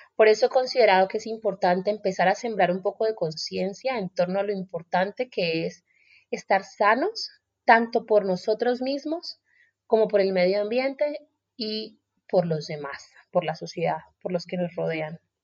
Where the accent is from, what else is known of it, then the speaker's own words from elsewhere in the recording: Colombia; moved away as an adult; also born or lived in Australia; me fui de Colombia cuando tenía 23 años